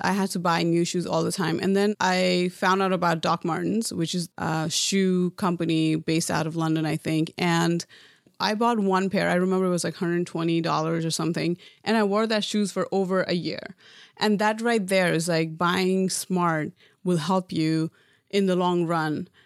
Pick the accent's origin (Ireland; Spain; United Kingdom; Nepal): Nepal; moved away as an adult; now in United States; growing up in Nepal